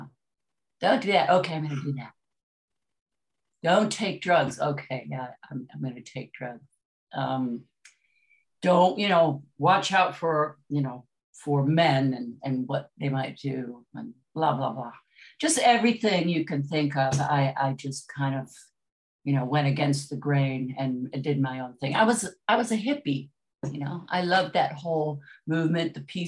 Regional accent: Detroit, Michigan, United States; I grew up in Detroit

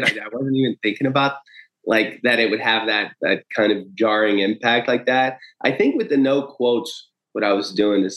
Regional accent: Steubenville, Ohio, United States; also born or lived in Rio de Janeiro, Brazil; I was born in the United States in Ohio

